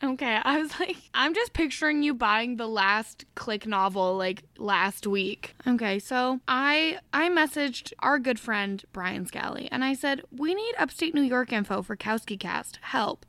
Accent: Canada; I'm Canadian.

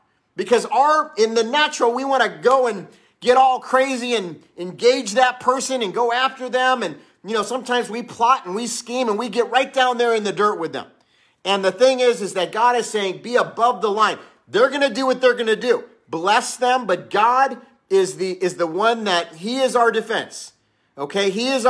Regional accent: Los Angeles, California, United States; when I was growing up in Los Angeles, I would get into fights.

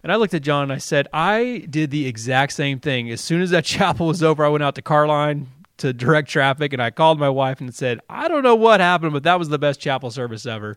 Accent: Dallas, Texas, United States; moved away as an adult; also born or lived in Mississippi; now in Columbus, Indiana, United States; I'm from Texas

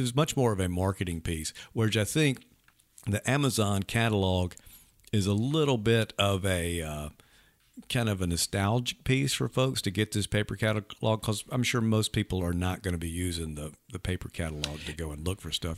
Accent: Leland, Mississippi, United States; growing up in Leland, we had one in Greenville

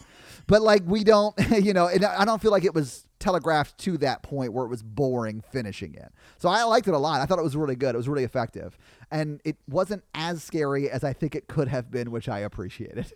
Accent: Nashville, Tennessee, United States; I grew up playing music in Nashville

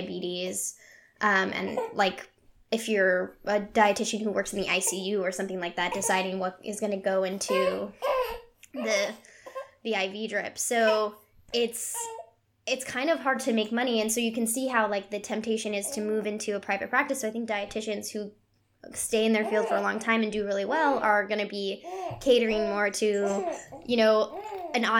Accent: Colorado, United States; I'm from Colorado, so went up to the mountains every weekend growing up

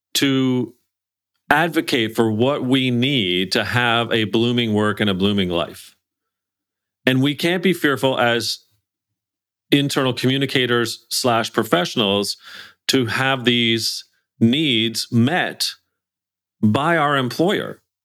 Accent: Canada; I'm Canadian, we're English

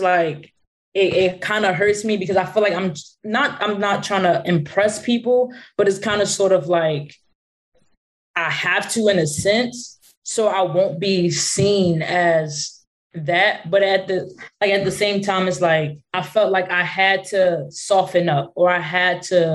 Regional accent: Philadelphia, Pennsylvania, United States; I'm from Philly. So that's like I grew up in the hood

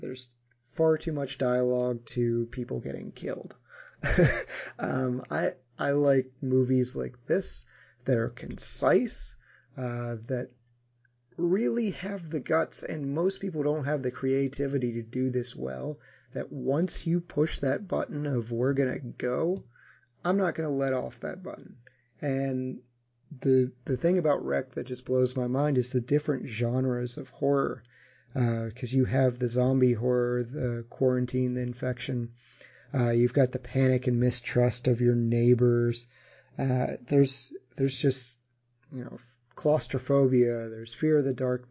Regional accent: United States; me again being ignorant American

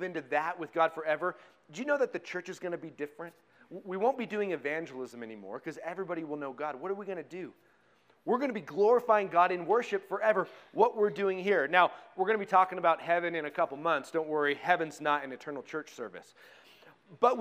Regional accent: Colorado, United States; I grew up in Colorado

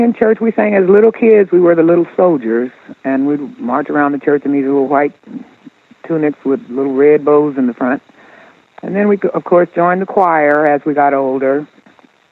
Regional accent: Oakland, California, United States; growing up in Oakland

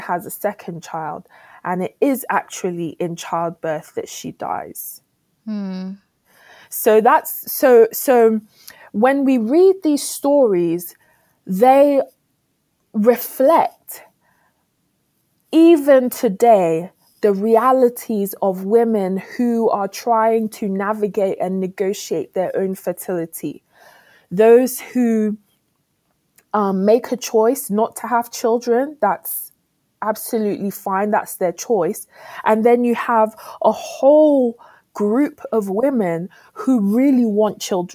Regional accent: United Kingdom; also born or lived in Ghana; As a Ghanaian British woman

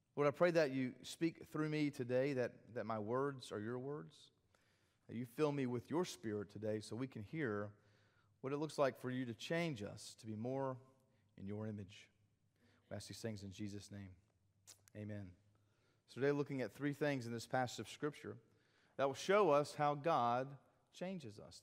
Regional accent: South Carolina, United States; I'm South Carolinian

